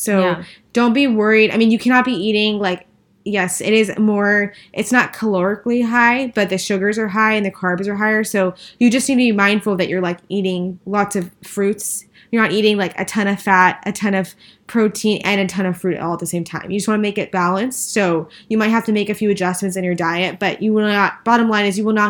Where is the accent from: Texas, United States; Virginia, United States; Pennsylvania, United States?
Texas, United States; El Paso; now in Dallas, United States; We didn't have anything besides, we didn't have any of those stores or restaurants. And now that we're in Dallas